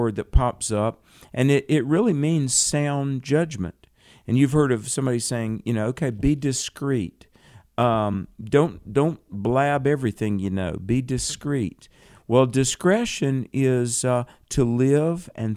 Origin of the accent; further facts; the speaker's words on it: the South, United States; I'm from the South